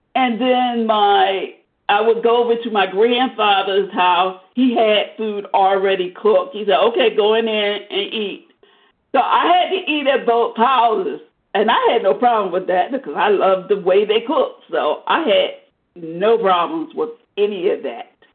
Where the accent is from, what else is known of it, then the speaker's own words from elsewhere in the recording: Arizona, United States; I grew up in Arizona